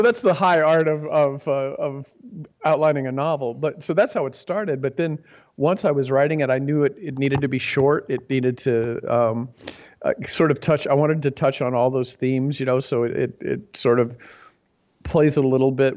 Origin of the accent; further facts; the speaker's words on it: Midwest, United States; moved away; also born or lived in Cambria, California; I grew up in the Midwest